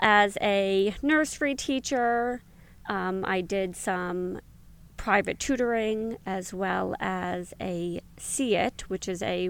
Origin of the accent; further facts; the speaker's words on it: New York City, New York, United States; I am born and raised in New York City, went to school all throughout in the city in Manhattan, and continued on in college and graduate school at New York University